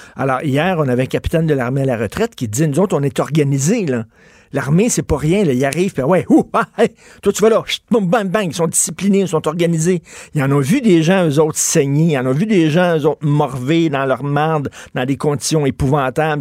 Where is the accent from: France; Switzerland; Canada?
Canada; on est Canadien